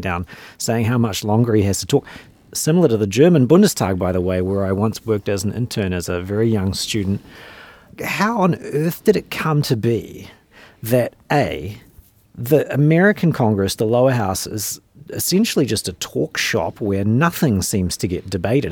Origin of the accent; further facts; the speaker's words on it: New Zealand; accent: New Zealand; moved away; I grew up in New Zealand